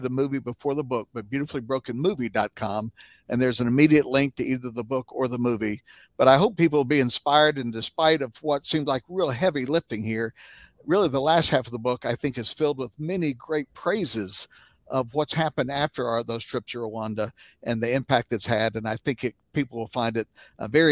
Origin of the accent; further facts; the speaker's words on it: United States; as American Christians